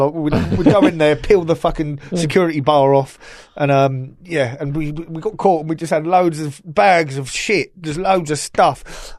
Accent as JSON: {"language": "English", "region": "South East England", "country": "United Kingdom", "tie": "born or raised there", "said": "I got done for joy riding a fucking push bike growing up in Hampshire, you know."}